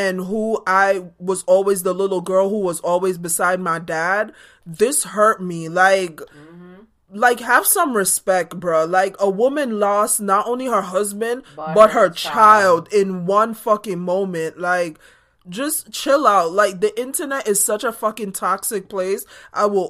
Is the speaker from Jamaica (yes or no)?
yes; Jamaica; moved away; growing up in Jamaica